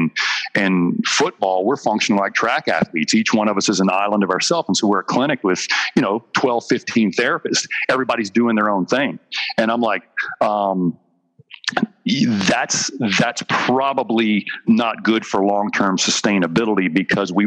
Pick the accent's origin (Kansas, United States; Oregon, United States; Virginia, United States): Virginia, United States; Dry Fork, Virginia Beach, United States; we moved from Virginia Beach on the East Coast